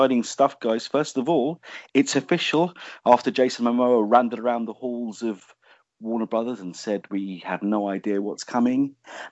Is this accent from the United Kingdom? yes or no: yes; United Kingdom; I'm British.